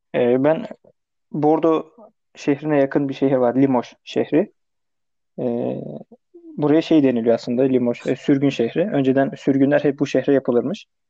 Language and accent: Turkish; Turkey; moved away as an adult; now in France; yüzde yüz Türk'üm. Türkiye'den gelmişim